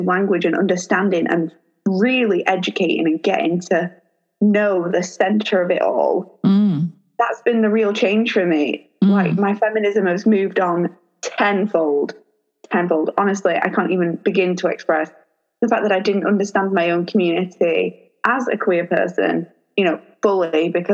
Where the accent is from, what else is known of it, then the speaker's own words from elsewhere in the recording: Lancashire, North West England, United Kingdom; I'm about 40 minutes away from Liverpool, but I'm from Lancashire.